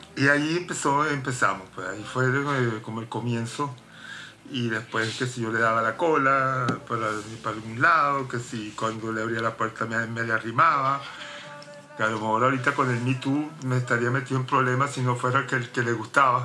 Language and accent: Spanish; Caracas, Capital District, Venezuela; moved away as an adult; also born or lived in Rome, Italy / London, United Kingdom; now in New York, United States; nací en Roma, viví en Caracas toda mi vida